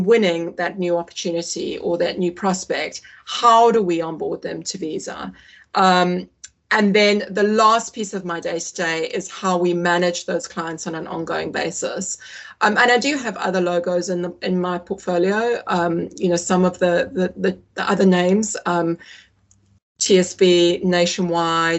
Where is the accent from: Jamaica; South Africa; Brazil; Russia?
South Africa; moved away as an adult; also born or lived in Singapore; now in United Kingdom; I'm British. You'd never say so, but I was born in the UK. I grew up in South Africa, moved there when I was 11